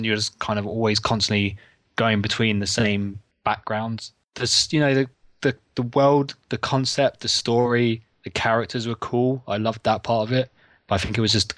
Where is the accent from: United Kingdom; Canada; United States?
United Kingdom; England; I'm English